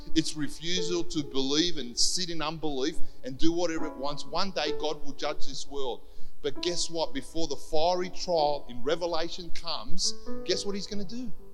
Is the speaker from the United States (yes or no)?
no; Cyprus; now in Australia; I wasn't born here, right? I was born in Cyprus